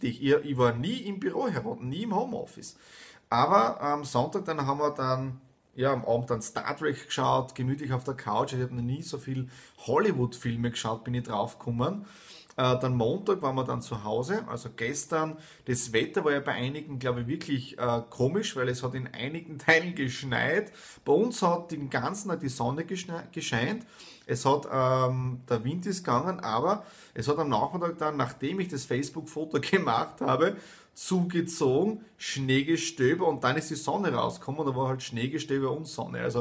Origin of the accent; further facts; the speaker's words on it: Styria, Austria; Dann rund in die Südoststeiermark, ja, in meine Heimat zum Bauernhof meiner Eltern